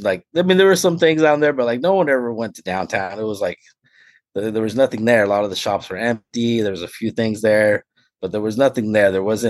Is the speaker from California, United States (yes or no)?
yes; Turlock, California, United States; I was born, August 29th, 1982, right? So, I grew up in Turlock